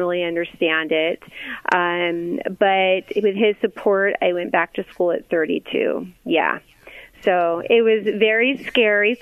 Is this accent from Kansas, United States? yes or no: no; Lancaster, California, United States; I grew up in Lancaster, California